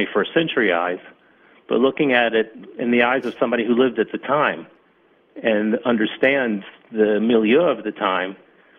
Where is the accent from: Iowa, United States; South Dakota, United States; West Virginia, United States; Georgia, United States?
Georgia, United States; Atlanta; moved away as an adult; now in Israel; I came from Atlanta, Georgia. I didn't come from the New York area.